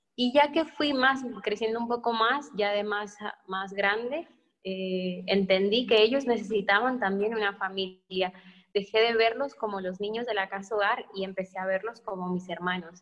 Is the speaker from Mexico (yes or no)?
yes; Mexico; éramos muchos de México y era todo un edificio lleno de mexicanos